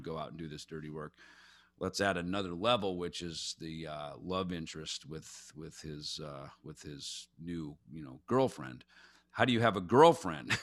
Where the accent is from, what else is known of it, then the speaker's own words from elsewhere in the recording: Jackson, Minnesota, United States; I grew up in Jackson, Minnesota